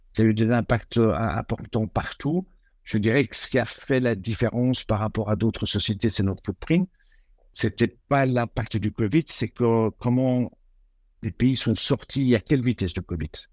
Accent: Belgium; moved away as an adult; Je suis belge

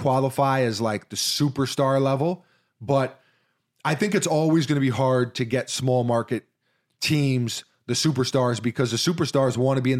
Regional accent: Midwest, United States; Growing up in the Midwest, we had convenience stores, and our local convenience store was called Tom Thumb.

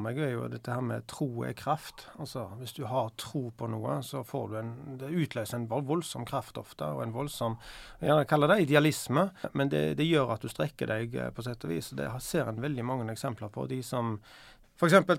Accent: Bryne, Rogaland, Norway; Jeg husker jo når jeg vokste opp på, på Bryne

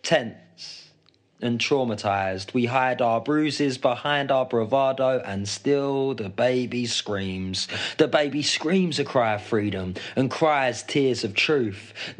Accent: United Kingdom; It's about what it means to me, being British, in inverted commas, and the all sides of it, what it means to maybe my family

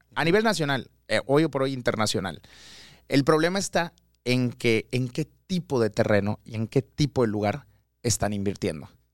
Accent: Mérida, Yucatán, Mexico; Yo soy de Mérida, Yucateco 100%

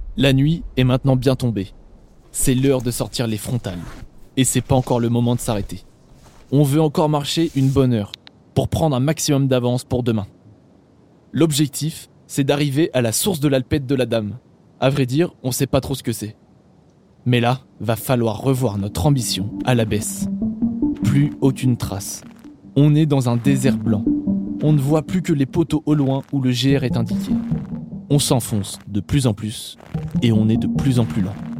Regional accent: Normandy, France; moved away; je suis normand à l'origine

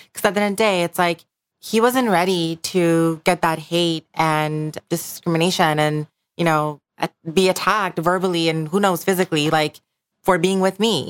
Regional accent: Bangladesh; moved away; I grew up in Bangladesh

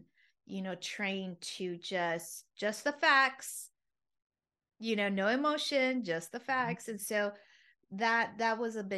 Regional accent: United States; born there; first language Spanish; English is a second language; though I was born here in the States, but my first primary language was Spanish.

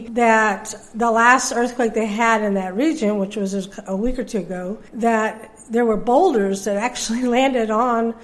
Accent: Texas, United States; I'm from Texas

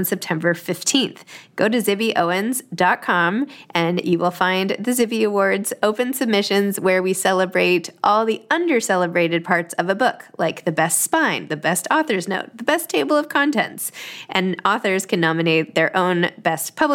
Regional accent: New York City, New York, United States; I grew up in New York City

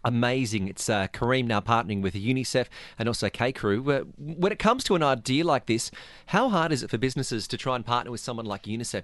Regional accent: Australia; now in Dubai, United Arab Emirates; I, I come from Australia

